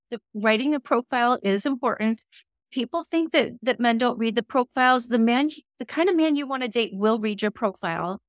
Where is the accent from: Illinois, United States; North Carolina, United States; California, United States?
Illinois, United States; Chicago; I grew up in Chicagoland